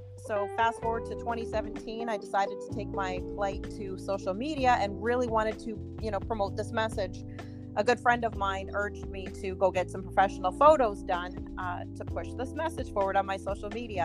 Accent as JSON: {"language": "English", "town": "Burlington", "region": "Ontario", "country": "Canada", "tie": "born or raised there", "moved": "yes", "said": "I'm originally from Burlington, Ontario, Canada. So that's where I was born and raised"}